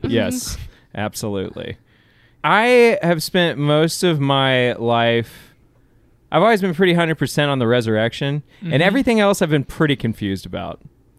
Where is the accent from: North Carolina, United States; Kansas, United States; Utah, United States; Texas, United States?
Texas, United States; Kingwood; also born or lived in Clear Lake, Texas / Houston, Texas; I grew up in Kingwood for sure.